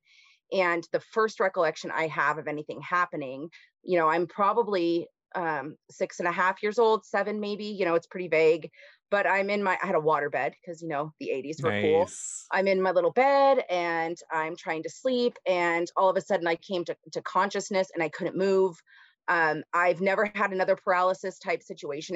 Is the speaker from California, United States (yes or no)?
yes; Simi Valley, California, United States; So I grew up in Southern California, a place called Simi Valley. It's in Ventura County. Born there.